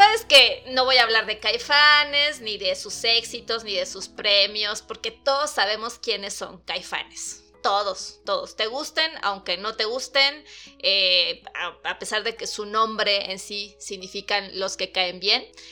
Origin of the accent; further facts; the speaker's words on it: Chiapas, Mexico; now in Mexico City, Mexico; yo no soy de la Ciudad de México, yo soy de Chiapas